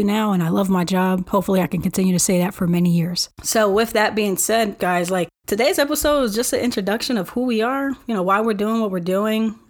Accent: Philadelphia, Pennsylvania, United States; I was born and raised in North Philadelphia by a single parent

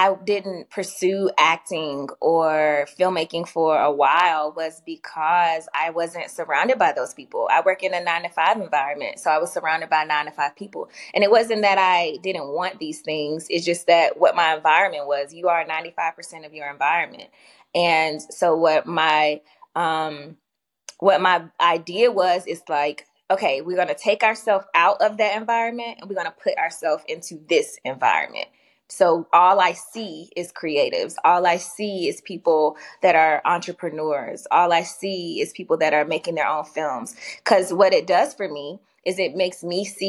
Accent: Durham, North Carolina, United States; now in Atlanta, United States; I'm actually from North Carolina. I'm from Durham, North Carolina, but excuse me, I've been in Atlanta since 2011

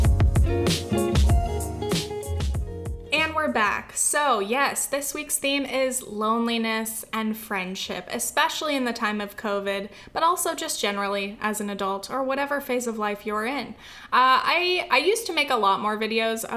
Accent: California, United States; born or raised there; moved away as an adult

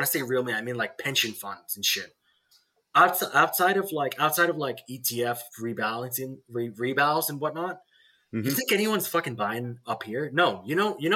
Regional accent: Australia; I grew up in Australia

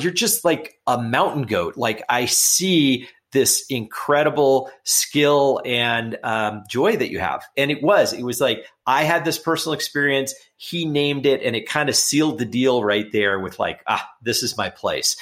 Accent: Los Angeles, California, United States; I grew up in Los Angeles in a pretty urban setting

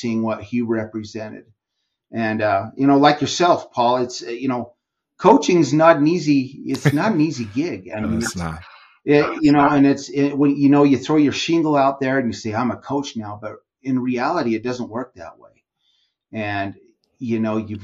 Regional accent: Utah, United States; I live in Utah, born and raised in Utah

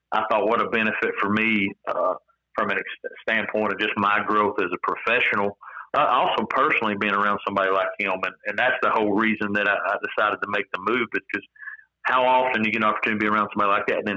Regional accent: East Tennessee, United States; moved away; I'm from Tennessee originally. I'm from East Tennessee

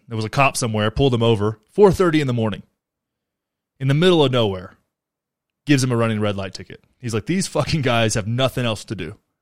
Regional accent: North Texas, United States; born or raised there

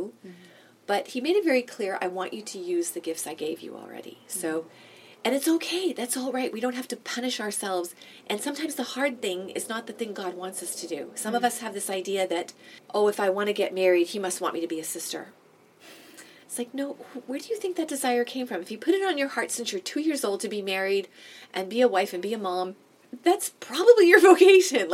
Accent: Boston, Massachusetts, United States; now in Toronto, Canada; I am from Boston, from New England originally.

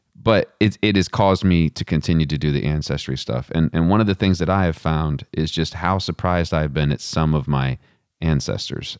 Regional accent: Western Texas, United States; now in Charlottesville, United States; I didn't grow up in Charlottesville, I grew up in Western Texas

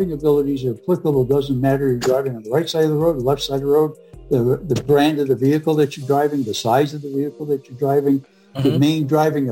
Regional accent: New England, United States; moved away as an adult; also born or lived in New York State; now in Michigan, United States; I'm originally from New England

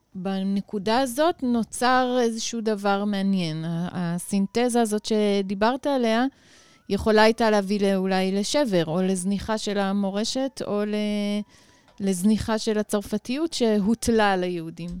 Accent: Jerusalem, Jerusalem District, Israel; אני גם נולדתי בירושלים

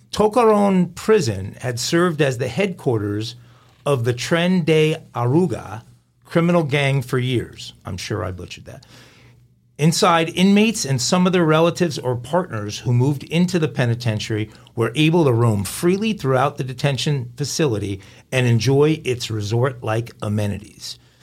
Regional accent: West Islip, New York, United States; I was born in New York

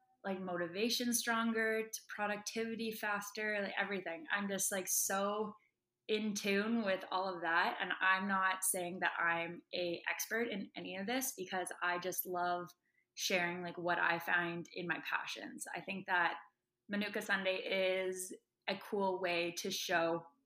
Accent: Vancouver, British Columbia, Canada; moved away as an adult; now in Toronto, Canada; I am from Vancouver. I came to Toronto for university with a volleyball scholarship.

